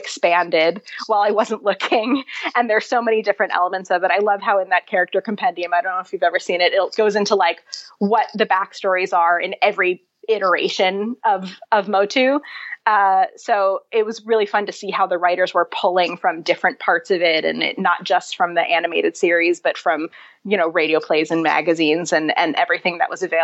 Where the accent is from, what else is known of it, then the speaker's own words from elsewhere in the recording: New Jersey, United States; I'm from New Jersey, and I have very deep New Jersey bona fides.